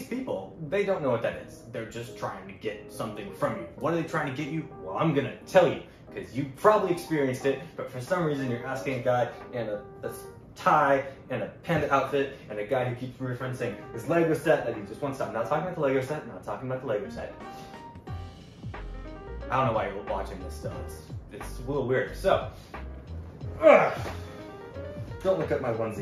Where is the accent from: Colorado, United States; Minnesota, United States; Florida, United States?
Florida, United States; I'm not from Canada, I'm from Florida